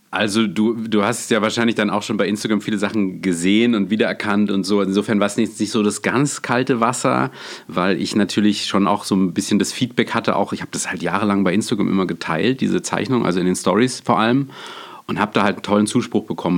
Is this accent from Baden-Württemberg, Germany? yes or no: yes; Freiburg, Baden-Württemberg, Germany; ich komme ja aus dem Schwarzwald, aus Freiburg